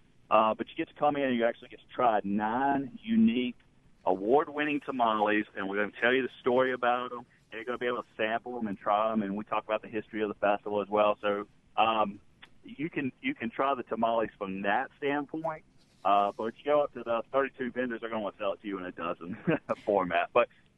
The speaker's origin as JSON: {"language": "English", "town": "Florence", "region": "Mississippi", "country": "United States", "moved": "yes", "lives_now": "Greenville, United States", "said": "we're actually from Florence, Mississippi, which is just south of Jackson."}